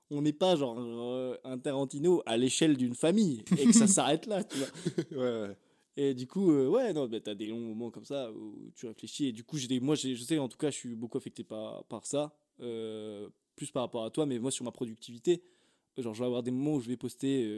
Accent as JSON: {"language": "French", "region": "Brittany", "country": "France", "said": "comme on dit, chez nous, en Bretagne, elle va sortir brute de décoffrage."}